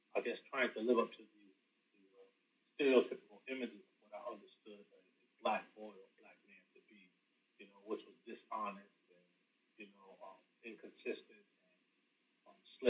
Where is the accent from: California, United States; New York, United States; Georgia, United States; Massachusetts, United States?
New York, United States; Rochester; moved away as an adult; now in North Carolina, United States; I'm originally from Rochester, New York